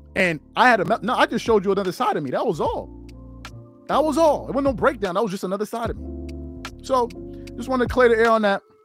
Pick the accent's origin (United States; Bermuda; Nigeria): United States; New York; growing up in New York